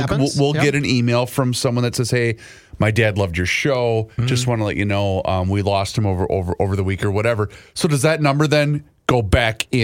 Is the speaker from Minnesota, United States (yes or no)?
yes; Faribault, Minnesota, United States; Faribault, which is my hometown